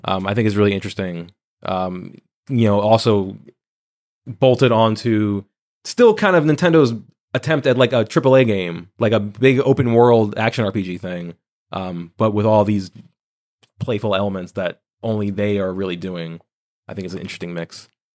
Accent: New Jersey, United States; now in New York, United States; my hometown library

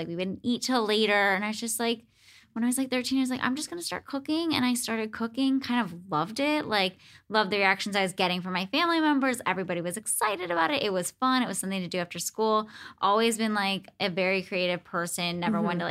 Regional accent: Cleveland, Ohio, United States; moved away; I'm from Cleveland originally

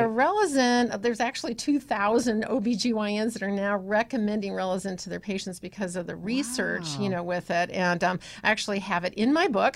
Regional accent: Iowa, United States; moved away as an adult; also born or lived in Illinois / Ohio; So, I was born in Illinois, then yeah. I lived in Iowa until yeah. I was about 14, and then I moved to Ohio.

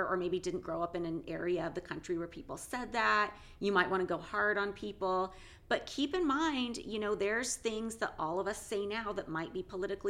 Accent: West Coast, United States; growing up on the West Coast in the 80s and 90s

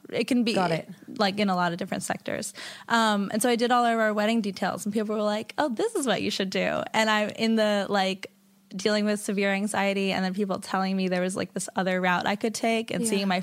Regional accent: New York City, New York, United States; I grew up in the East Village, and my parents

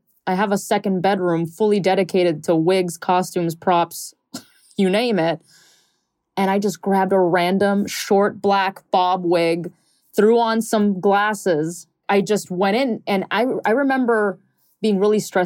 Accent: Miami, Florida, United States; growing up in Miami

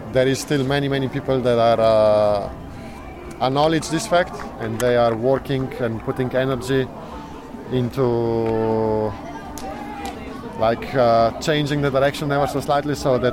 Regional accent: Slovenia; I was not born in Yugoslavia, I was born in Slovenia

